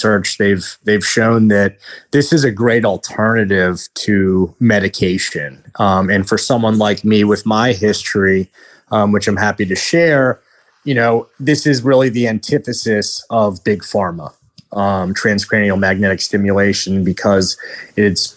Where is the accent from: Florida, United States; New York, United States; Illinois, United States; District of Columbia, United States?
District of Columbia, United States; Washington; moved away; I'm originally from Washington, D.C.